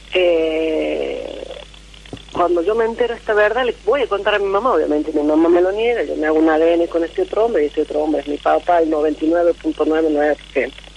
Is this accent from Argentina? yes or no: yes; La Rioja, Argentina; also born or lived in Córdoba; De La Rioja.